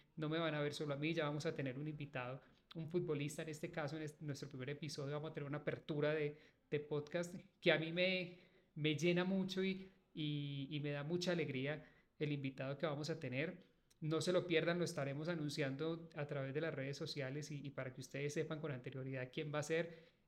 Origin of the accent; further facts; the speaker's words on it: Manizales, Caldas, Colombia; Yo soy de Manizales, de la ciudad de Manizales y obviamente toda la vida he escuchado los partidos del Once Caldas